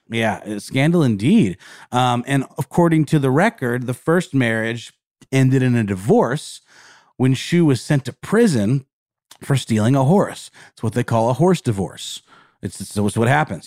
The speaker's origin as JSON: {"language": "English", "region": "the South", "country": "United States", "said": "We're from the South"}